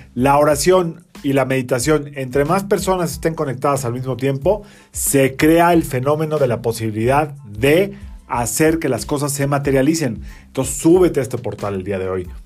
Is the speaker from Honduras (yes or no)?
no; Mexico; somos mexicanos y crecimos con esta influencia